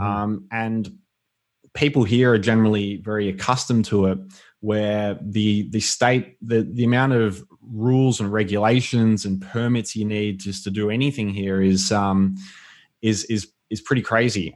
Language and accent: English; Melbourne, Victoria, Australia; I was born and raised in Melbourne. Um, I grew up in a area called the Yarra Valley